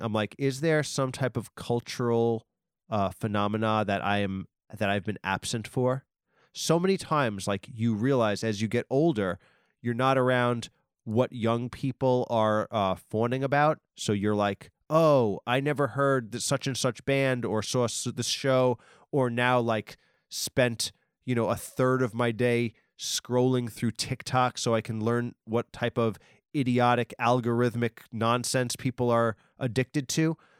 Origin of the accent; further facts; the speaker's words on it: Nassau County, Long Island, New York, United States; I live in Long Island. I'm from Nassau. I'm from on the border of Nassau and Queens, but my whole life